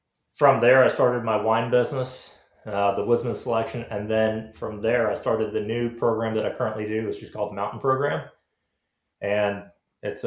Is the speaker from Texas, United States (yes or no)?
no; Orange Park, Florida, United States; moved away; I grew up in Florida